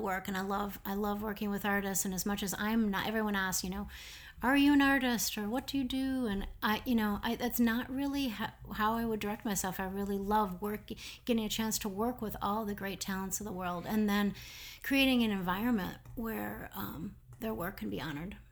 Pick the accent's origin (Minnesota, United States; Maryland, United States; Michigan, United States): Minnesota, United States; Minneapolis; moved away as an adult; also born or lived in Denmark / New York; I'm from Minneapolis